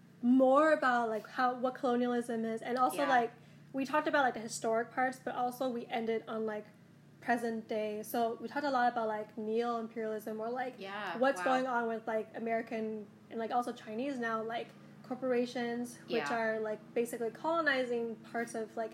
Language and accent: English; Scotland, United Kingdom; also born or lived in Taiwan / Boston, United States; because I was born in Taiwan, and then I was raised partly in Boston, but also partly in Scotland, especially in my formative years in Scotland.